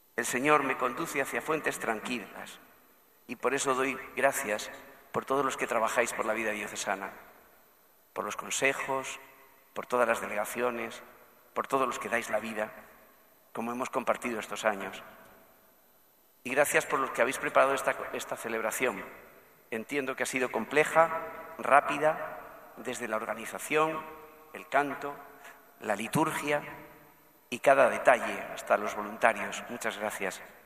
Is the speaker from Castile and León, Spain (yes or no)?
no; Sabiote, Andalusia, Spain; now in Madrid, Spain; gente de mi pueblo